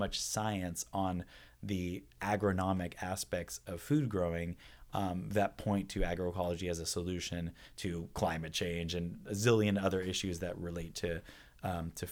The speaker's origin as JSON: {"language": "English", "town": "San Francisco", "region": "California", "country": "United States", "tie": "born or raised there", "also_born_or_lived": "The Hague, Netherlands", "lives_now": "Berkeley, United States", "said": "Being born and raised in San Francisco, a pretty politically active family life"}